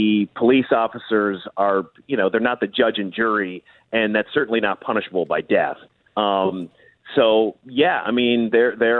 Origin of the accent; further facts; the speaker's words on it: Minnesota, United States; I grew up here in Minnesota